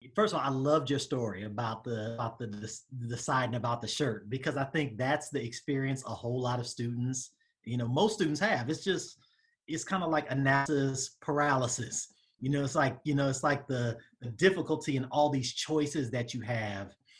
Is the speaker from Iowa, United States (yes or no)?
no; Southern California, United States; moved away as an adult; also born or lived in Atlanta, Georgia; I'm from the Southern California area